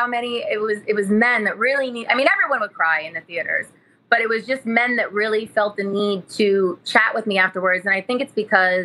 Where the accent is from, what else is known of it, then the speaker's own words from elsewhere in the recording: Modesto, California, United States; I'm from Modesto, California